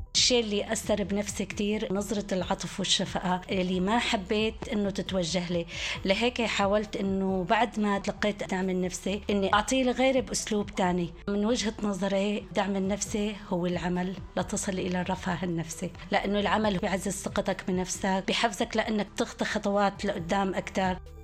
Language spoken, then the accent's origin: Arabic; Homs, Homs Governorate, Syria; moved away as an adult; also born or lived in Zaatari camp, Jordan; now in Jordan; من حمص من سوريا وصلت على مخيم الزعتري 2013